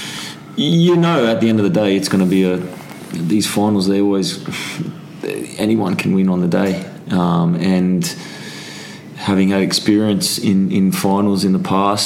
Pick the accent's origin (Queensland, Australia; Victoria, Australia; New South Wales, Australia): New South Wales, Australia; Sydney; moved away as an adult; now in England; Sydney, my hometown